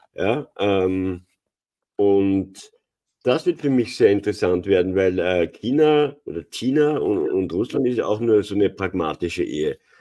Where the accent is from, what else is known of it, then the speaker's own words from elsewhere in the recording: Austria; bei uns in Österreich